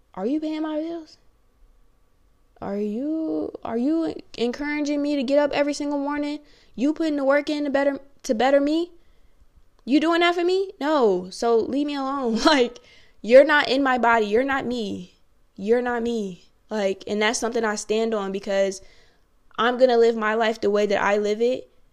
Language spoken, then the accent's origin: English; Virginia, United States; moved away; people from my hometown, shout out seven five seven